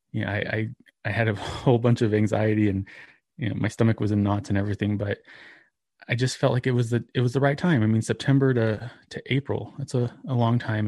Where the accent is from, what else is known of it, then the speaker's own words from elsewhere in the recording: New Mexico, United States; also born or lived in Texas; grew up here in New Mexico